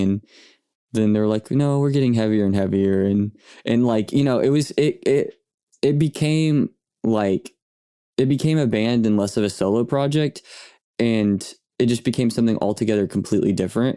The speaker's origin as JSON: {"language": "English", "town": "Yukon", "region": "Oklahoma", "country": "United States", "tie": "born or raised there", "also_born_or_lived": "Bethany, Oklahoma", "said": "I grew up in, uh, in Yukon."}